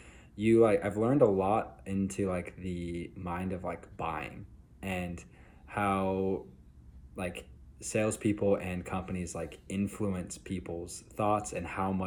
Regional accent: Utah, United States; I'm from Utah

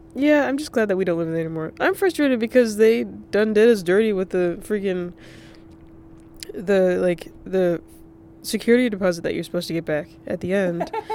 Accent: North Carolina, United States; moved away; also born or lived in Rhode Island; I grew up in North Carolina

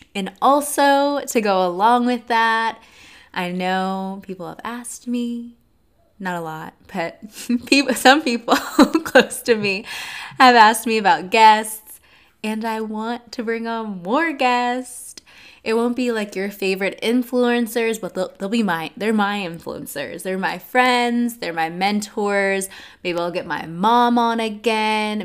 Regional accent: Atlanta, Georgia, United States; also born or lived in Nashville, Tennessee; I'm from Atlanta, Georgia

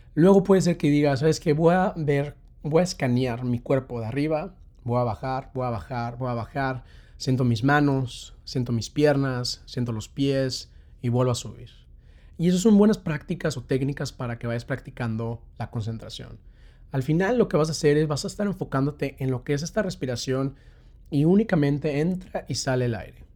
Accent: Mexico; now in London, United Kingdom; soy un mexicano que está viviendo aquí en Londres

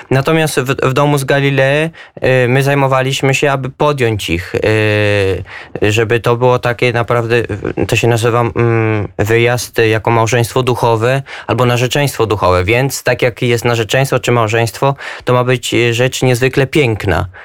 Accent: Pruszków, Masovian Voivodeship, Poland; also born or lived in Israel; jestem z Pruszkowa pod Warszawą, mam 24 lata.

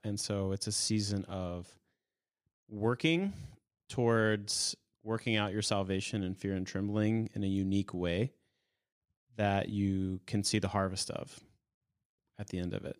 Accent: United States; I'm an American

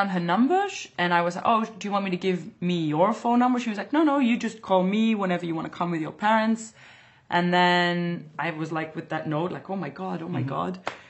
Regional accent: Antwerp, Flanders, Belgium; English is a second language; This is in Antwerp, in my hometown, on a festival.

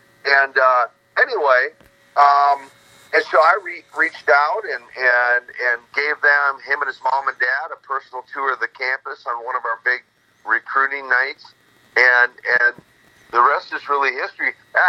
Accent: Minnesota, United States; your listeners haven't figured out I'm not from Russia. I'm from Minnesota

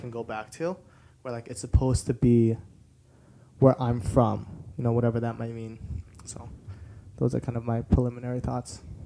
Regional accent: Denver, Colorado, United States; I was born in Denver, Colorado. But my parents are from Korea

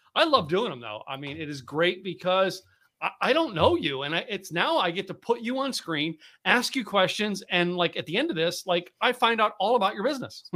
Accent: Philadelphia, Pennsylvania, United States; moved away as an adult; also born or lived in New England; now in Texas, United States; I grew up in the Northeast, up uh, Philadelphia and, and Poconos, Poconos of Pennsylvania.

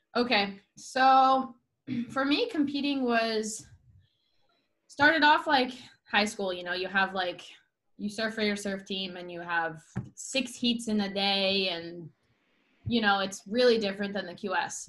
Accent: Solana Beach, California, United States; I am from San Diego, California grew up in a mm. small town here called Solana Beach

